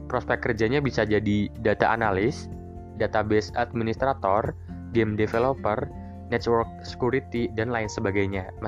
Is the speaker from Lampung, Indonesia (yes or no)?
no; Central Java, Indonesia; gue asli Jawa Tengah tapi gue ngambil pendidikan di Jakarta